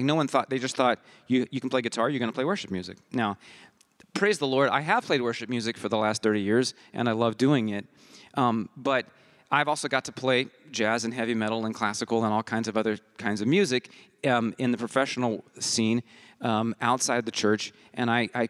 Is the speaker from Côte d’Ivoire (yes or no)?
yes; Côte d’Ivoire; I was born and raised in West Africa in Côte d'Ivoire, an English Ivory Coast, which gives me a very different childhood than most of you, I think.